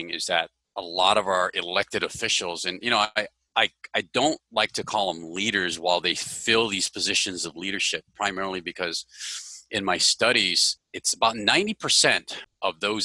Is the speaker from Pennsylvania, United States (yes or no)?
no; Hawaii, United States; moved away; I grew up in Hawaii, right? I'm originally from here. I wasn't born here, but I'm originally from here.